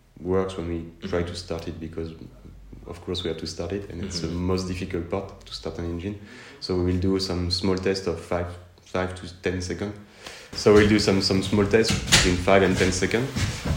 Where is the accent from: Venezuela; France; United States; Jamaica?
France; accent: French; English is a second language; my French accent